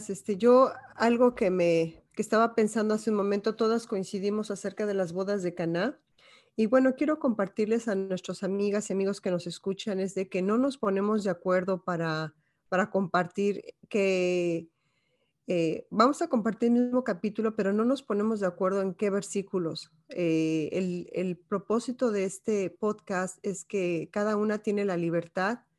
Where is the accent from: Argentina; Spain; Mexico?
Mexico; moved away; yo salí de México en el 2005 y tenía una situación más o menos, pero por una crisis que tuve muy fuerte, em, el llegar aquí, Dios me proveyó con cosas mil veces mejor que las que yo tenía en México